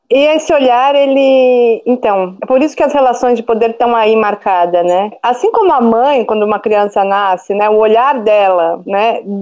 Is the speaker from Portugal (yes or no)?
no; Brazil; born there; Só que eu mesmo não sei o que é Hanukkah, porque eu nasci no Brasil, entendeu?